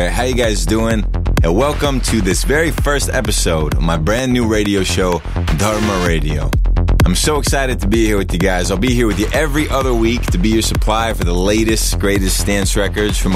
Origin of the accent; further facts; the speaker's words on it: United States; I'm Indian American